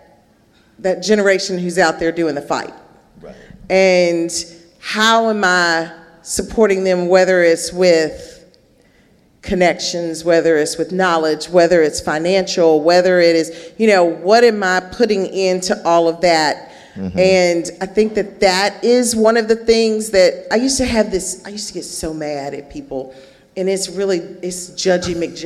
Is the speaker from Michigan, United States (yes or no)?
no; Memphis, Tennessee, United States; right here in my hometown